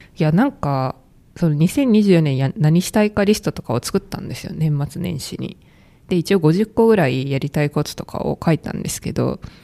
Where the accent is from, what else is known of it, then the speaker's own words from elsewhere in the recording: Kansai, Japan; moved away; 地元が関西なんですけど、その関西の実家の近くの神社